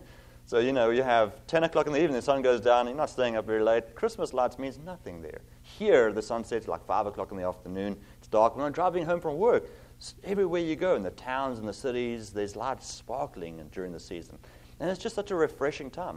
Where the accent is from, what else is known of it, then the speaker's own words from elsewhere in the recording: South Africa; moved away as an adult; also born or lived in Cape Town / Virginia; now in Zeeland, United States; I have an accent. I'm originally from South Africa